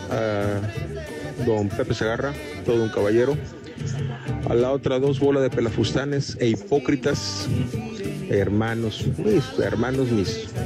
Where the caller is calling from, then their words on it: Villahermosa, Tabasco, Mexico; de Villahermosa, Tabasco.